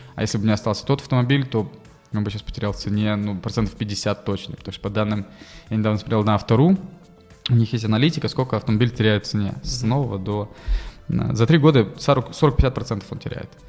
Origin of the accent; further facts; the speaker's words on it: Russia; also born or lived in United States; я из России